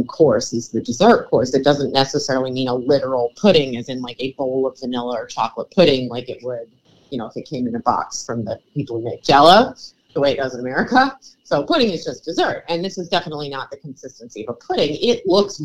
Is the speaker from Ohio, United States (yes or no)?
yes; Cleveland, Ohio, United States; moved away; I'm from Cleveland. We don't really identify as being from Ohio